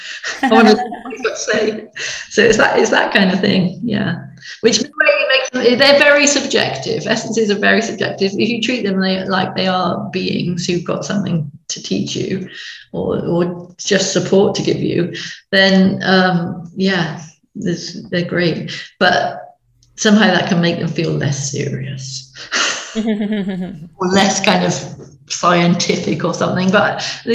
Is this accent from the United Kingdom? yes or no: yes; Stroud, South West England, United Kingdom; moved away as an adult; now in Somerset, United Kingdom; we lived up in Gloucestershire, Stroud in Gloucestershire, and which is where lots of the essences were made, my hometown